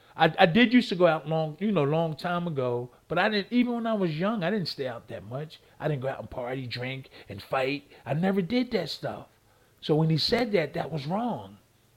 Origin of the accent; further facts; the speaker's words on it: Philadelphia, Pennsylvania, United States; I came from Philly. I was born and raised three blocks from where Rocky, the Italian market.